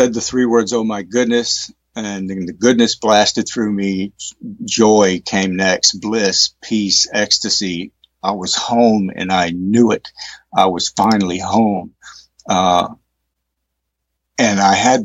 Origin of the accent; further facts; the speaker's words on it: East Texas, United States; I grew up in East Texas